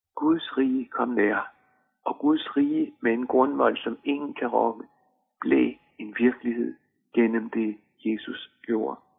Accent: Denmark; vores pas bekræftede, at vi er danskere. Vi hører til i Danmark

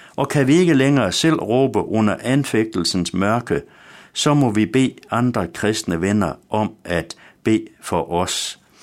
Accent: West Jutland, Central Denmark Region, Denmark; Da jeg var dreng hjemme i Vestjylland

